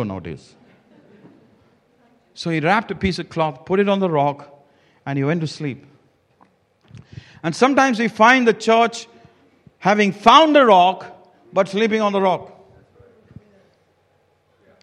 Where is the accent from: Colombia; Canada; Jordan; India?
India; I come from India